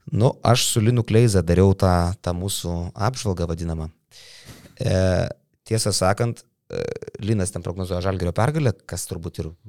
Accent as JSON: {"language": "Lithuanian", "country": "Lithuania", "said": "O mes lietuviai mėgstam."}